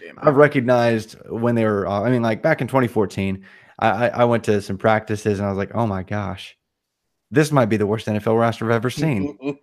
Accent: Indiana, United States; moved away; I'm from Indiana originally

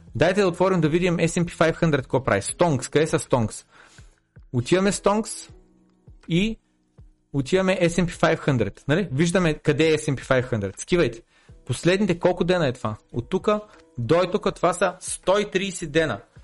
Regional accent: Bulgaria; съм роден в България

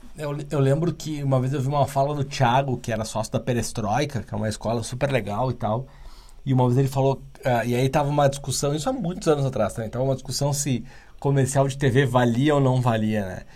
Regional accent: Porto Alegre, Rio Grande do Sul, Brazil; now in São Paulo, Brazil; eu não sou daqui, eu sou do Sul e, e moro aqui há alguns anos já

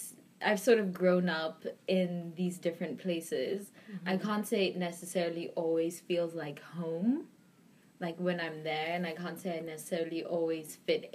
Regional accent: South Africa; also born or lived in Belgium / Geneva / Los Angeles; now in New York, United States; so I am South African, 100%. Mm-hmm. I do not have a blood of anything else. I was born in South Africa, and I've lived in, like, Belgium, Geneva, LA, and now New York.

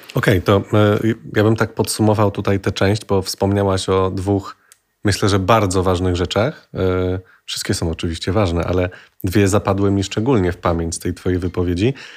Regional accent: Kraków, Lesser Poland, Poland; ja z Krakowa jestem

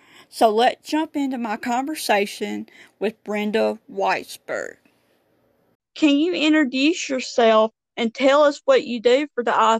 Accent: Mississippi, United States; I'm from Mississippi.

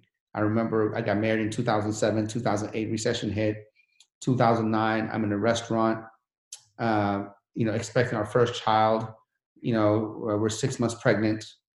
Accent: Sharon, Pennsylvania, United States; You know, remember, I come from Sharon, PA. Sharon, PA, if you made $2,000-$3,000 a month, you're balling. Now I'm here with a Sharon, Pennsylvania mentality.

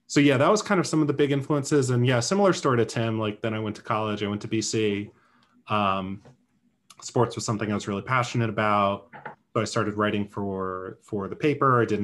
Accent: Rhode Island, United States; for me growing up in Rhode Island, you had different writers at the Projo, Providence Journal

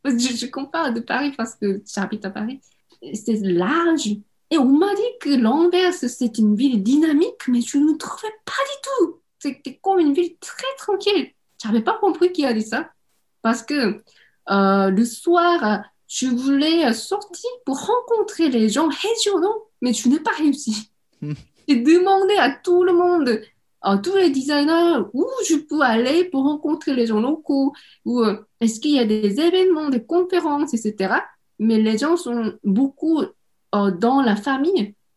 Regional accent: Seoul, South Korea; French is a second language; moved away as an adult; now in France; je suis née à Séoul et j'ai grandi dans une famille avec mes parents

